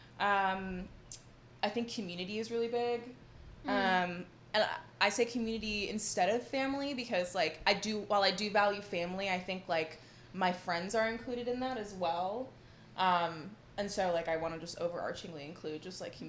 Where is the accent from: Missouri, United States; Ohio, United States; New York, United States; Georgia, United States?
New York, United States; New York City; growing up in New York City